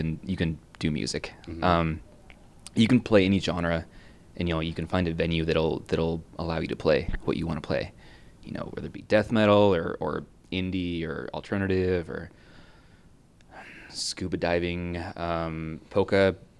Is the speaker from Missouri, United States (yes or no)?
no; West Linn, Oregon, United States; also born or lived in Portland, Oregon; I grew up in West Lynn, actually.